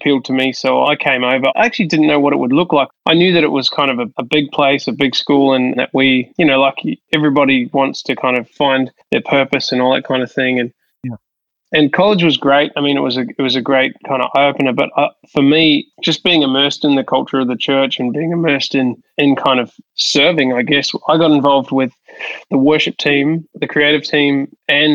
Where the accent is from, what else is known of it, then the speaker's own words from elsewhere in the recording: Hastings, Hawke's Bay, New Zealand; now in Sydney, Australia; I grew up in New Zealand in a small town called Hastings, which is on the east coast of the North Island of New Zealand.